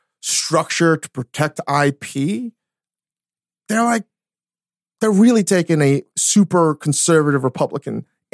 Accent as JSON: {"language": "English", "country": "Japan", "said": "I came from Japan. I figured out a way to do this."}